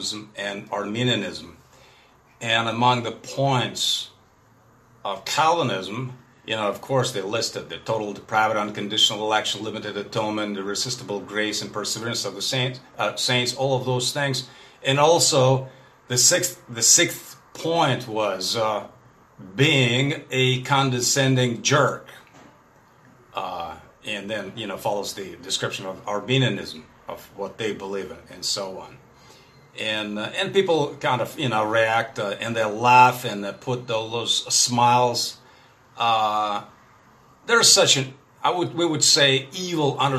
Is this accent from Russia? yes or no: yes; Russia; first language Russian; English is a second language; I'm a Russian guy. My native tongue, of course, is Russian.